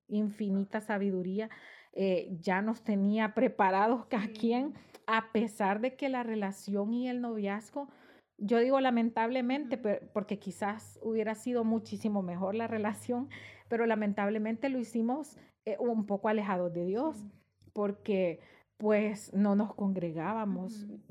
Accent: San Miguel, El Salvador; moved away as an adult; yo soy originaria de San Miguel y yo para esa época vivía allá, estaba estudiando eh, mi último año de bachillerato

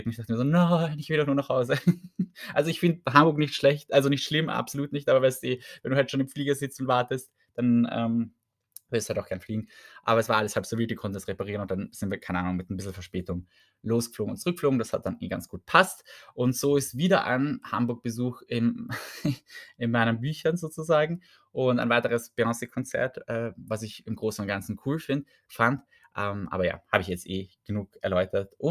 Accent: Vienna, Austria; ich sage es echt, ich komme aus Wien, ich kann nicht so viel abschrecken an Unfreundlichkeit, dachte ich immer.

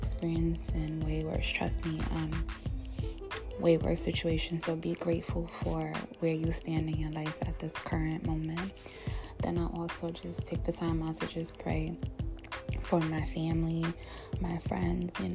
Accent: New York, United States; now in New Jersey, United States; I'm from New York, New Jersey, because I'm staying in New Jersey currently with my mom

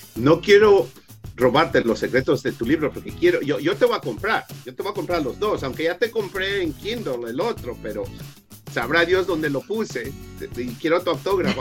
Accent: Ecuador; now in Las Vegas, United States; Yo soy originario de Ecuador

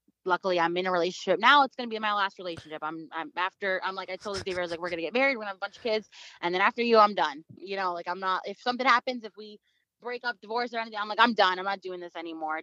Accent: Long Island, New York, United States; moved away; we're from Long Island, you know, in New York, and we literally grew up maybe 30, 40 minutes away from each other, in Long Island

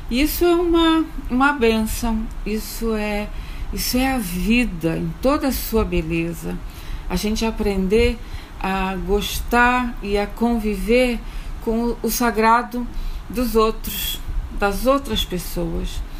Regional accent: Rio de Janeiro, Brazil; now in Angola; eu sou do Rio de Janeiro, sou pastora metodista e trabalho em Angola, num curso de teologia.

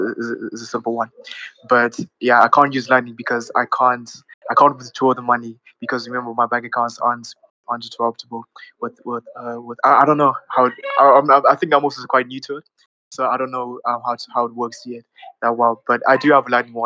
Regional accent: Zimbabwe; I'm also from Africa. I'm in Zimbabwe specifically

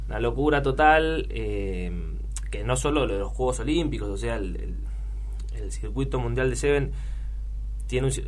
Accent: Luján, Buenos Aires Province, Argentina; soy un pibe de Luján de toda la vida.

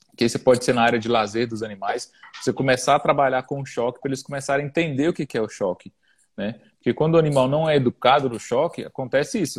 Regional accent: Brasília, Federal District, Brazil; sou natural de Brasília

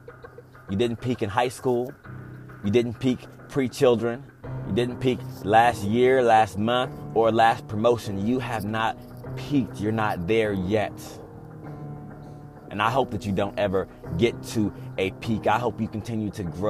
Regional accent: Texas, United States; I'm from Texas, so we see a lot of crazy weather

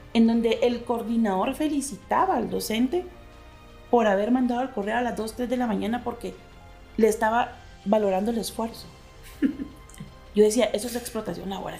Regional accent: Guatemala; somos guatemaltecas

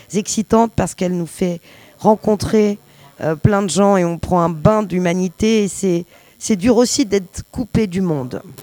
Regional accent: Paris, Île-de-France, France; je suis née à Paris, donc je suis un, rat des villes

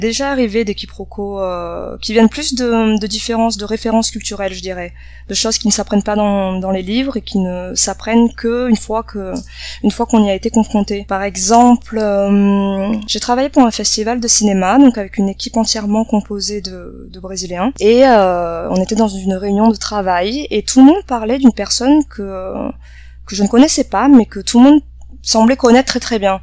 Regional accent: Bordeaux, Nouvelle-Aquitaine, France; first language French and Vietnamese; moved away as an adult; also born or lived in Toulouse / Paris / Argentina / Netherlands; now in Brazil; je suis euh, de Bordeaux dans le sud-ouest de la France

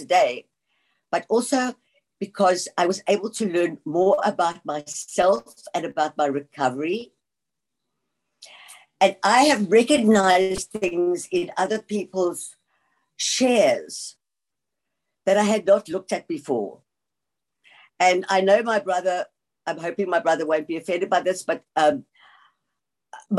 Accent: South Africa; also born or lived in England / George, South Africa; we came to South Africa from England when I was 7 years old

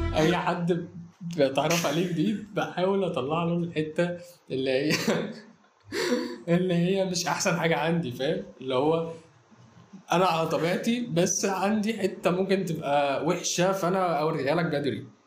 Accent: Egypt; عندنا في مصر

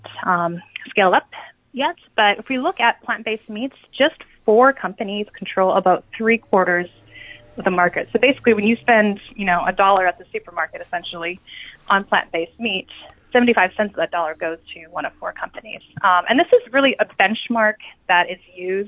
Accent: Great Plains, United States; I come from the Great Plains

